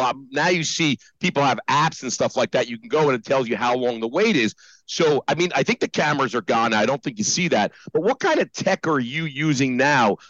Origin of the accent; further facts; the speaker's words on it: New Jersey, United States; moved away; also born or lived in New York; I was born in Jersey